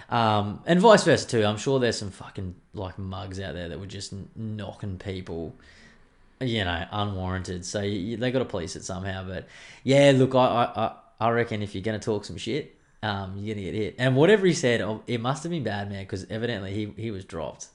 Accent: Queensland, Australia; I'm a Queenslander

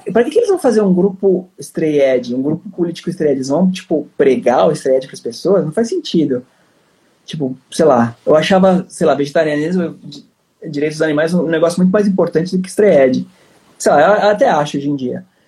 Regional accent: São Paulo, Brazil; eu sou de São Paulo

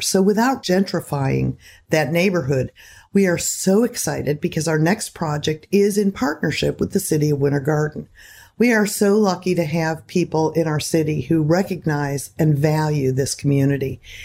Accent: Seminole County, Florida, United States; I love Florida. It's my home, mostly in Seminole County

